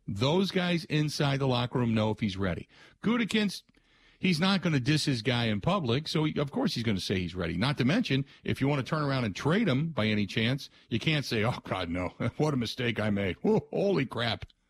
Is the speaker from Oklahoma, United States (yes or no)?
no; Cincinnati, Ohio, United States; growing up in Cincinnati